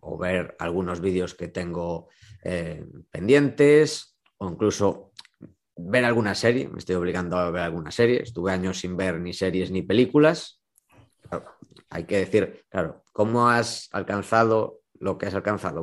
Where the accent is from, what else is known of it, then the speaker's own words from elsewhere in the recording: A Coruña, Galicia, Spain; also born or lived in Vigo; yo soy de Coruña